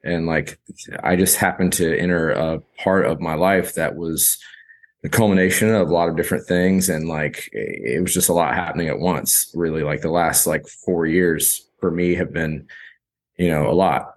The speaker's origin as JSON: {"language": "English", "region": "rural South Carolina", "country": "United States", "tie": "born or raised there", "also_born_or_lived": "Charleston, South Carolina / Asheville, North Carolina", "moved": "as an adult", "lives_now": "Austin, United States", "said": "growing up in South Carolina, like, rural South Carolina"}